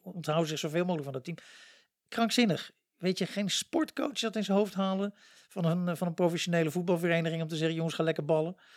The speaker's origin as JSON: {"language": "Dutch", "country": "Luxembourg", "moved": "yes", "lives_now": "Netherlands", "said": "Ik kom zelf uit Luxemburg"}